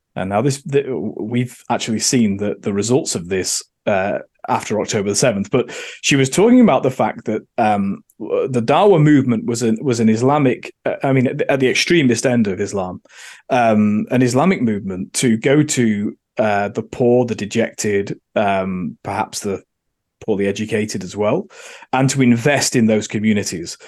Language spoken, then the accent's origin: English; Manchester, North West England, United Kingdom; moved away as an adult; also born or lived in Oxfordshire / London; now in Australia; I'm from Manchester, uh, and therefore grew up thinking that the Labour Party and socialism were the answer